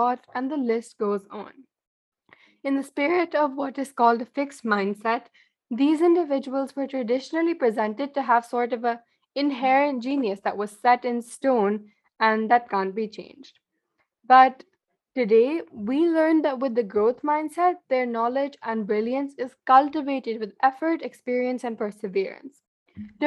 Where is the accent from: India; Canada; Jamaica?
India; being an Indian living in an Indian household